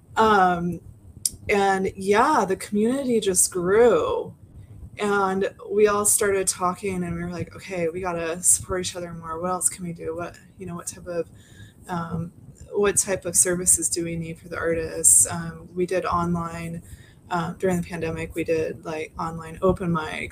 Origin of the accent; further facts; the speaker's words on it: Portland, Oregon, United States; I'm from Portland